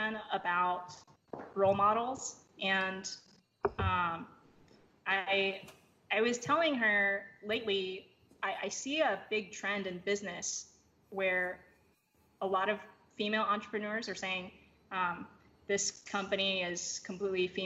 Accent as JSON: {"language": "English", "country": "Taiwan", "tie": "born or raised there", "first_language": "English", "said": "when we were growing up in Taiwan"}